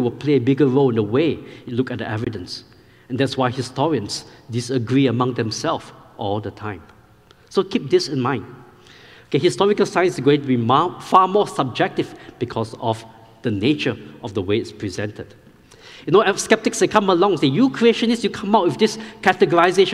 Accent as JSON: {"language": "English", "country": "Singapore", "tie": "born or raised there", "moved": "as an adult", "lives_now": "Powder Springs, United States", "said": "I grew up in Singapore"}